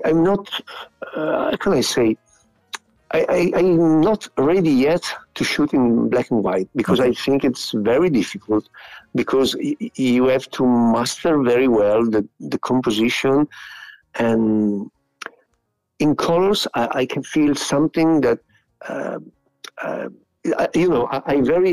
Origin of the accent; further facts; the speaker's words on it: Piacenza, Emilia-Romagna, Italy; English is a second language; my hometown. That, as you said, it is a very small city